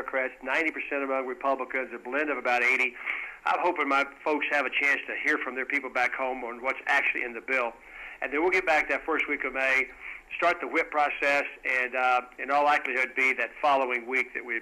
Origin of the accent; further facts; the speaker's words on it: West Texas, United States; I'm from West Texas